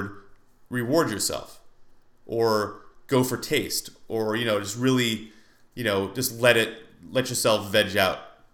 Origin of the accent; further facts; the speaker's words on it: United States; as an American